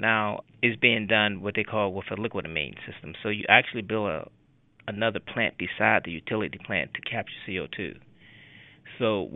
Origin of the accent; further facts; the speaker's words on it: Pittsburgh, Pennsylvania, United States; also born or lived in Chester, South Carolina; I grew up here in Pittsburgh, went to Westinghouse High School, went to University of Pittsburgh. Haven't left since I've been here, since I was 5 years old. I was born in Chester, South Carolina